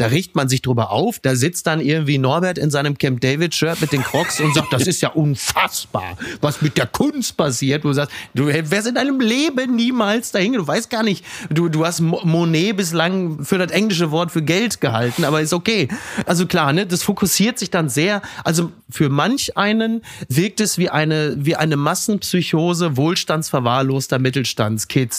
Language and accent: German; Castrop-Rauxel, North Rhine-Westphalia, Germany; meiner Heimat Kassel Brauxel